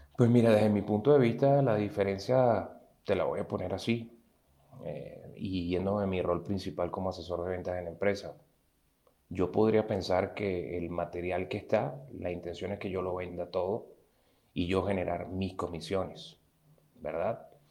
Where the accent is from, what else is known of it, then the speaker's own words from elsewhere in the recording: Venezuela; moved away as an adult; cuando salí de Venezuela y me vine a otro país